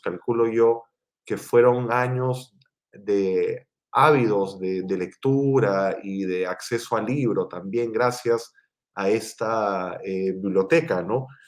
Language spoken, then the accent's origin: Spanish; Lima, Peru; yo eh, soy limeño, nací en, Lima, en Perú